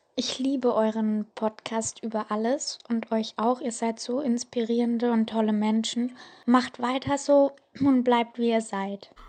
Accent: Gräfendorf, Bavaria, Germany; accent: Gräfendorferisch (Lower Franconian); ich erzähle euch jetzt mal was in meinem Dialekt, und zwar auf Gräfendorferisch. Das ist in Franken, in Unterfranken

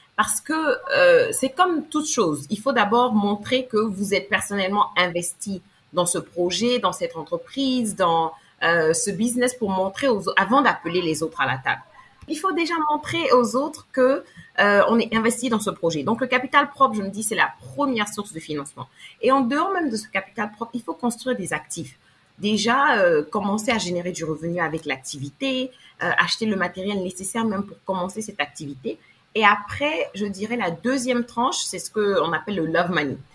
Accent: Côte d’Ivoire; also born or lived in Abidjan; je suis afro je suis ivoirienne et vivant présentement à Abidjan

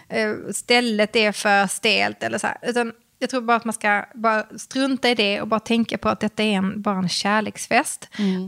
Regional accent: Skåne, Sweden; accent: Scanian; så fort jag träffar någon som är från samma land, alltså Skåneland, Skåneland

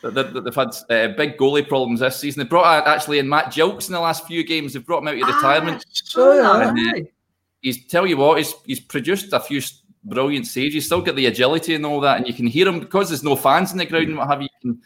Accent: Hamilton, Scotland, United Kingdom; moved away as an adult; also born or lived in Bolton area; now in Bolton, United Kingdom; I'm based, I'm originally from Hamilton. I moved down here a few years ago

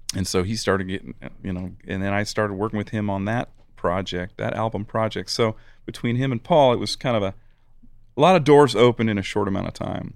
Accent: Eugene, Oregon, United States; my hometown of Eugene, Oregon.

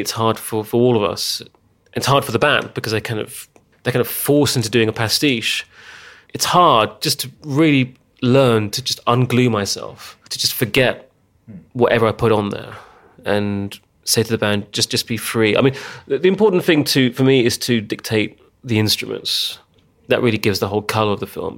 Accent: England, United Kingdom; moved away as an adult; now in Hungary; growing up in England

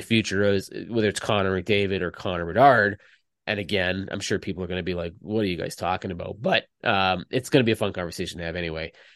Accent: Canada; I'm Canadian

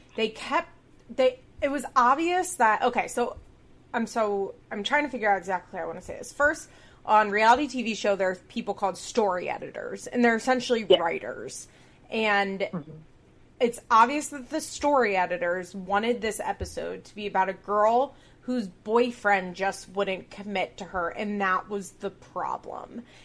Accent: Chester County, Pennsylvania, United States; we're both from Chester County, Pennsylvania

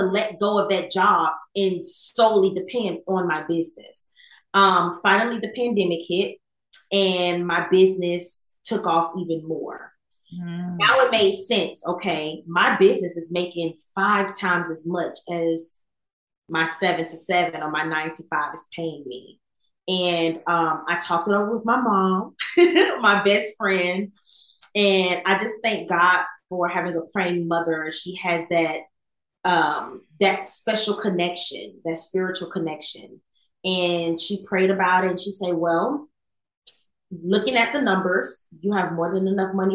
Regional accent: Fort Pierce, Florida, United States; moved away as an adult; also born or lived in California; now in Atlanta, United States; I am originally from Fort Pierce, Florida, from a Jamaican family. I went off to the Air Force right out of high school

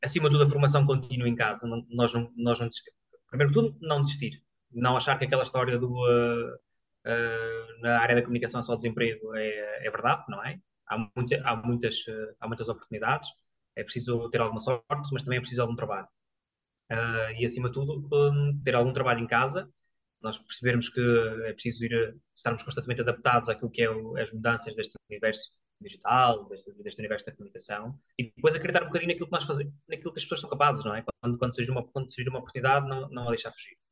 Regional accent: Cinfães, Portugal; moved away; also born or lived in Viseu; eu também sou natural de Sinfãs

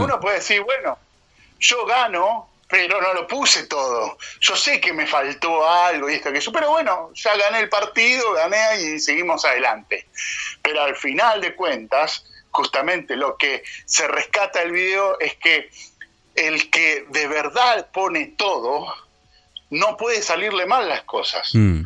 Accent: Argentina

